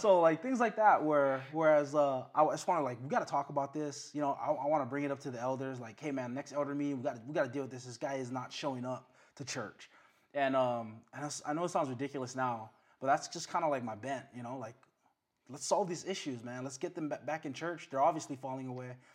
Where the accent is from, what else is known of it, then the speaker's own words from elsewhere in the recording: Waipahu, Hawaii, United States; also born or lived in Waianae; born in Waianae, grew up in Waipahu